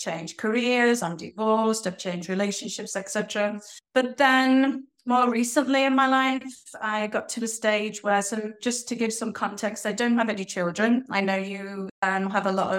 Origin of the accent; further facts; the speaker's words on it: Liverpool, North West England, United Kingdom; I'm from Liverpool in the UK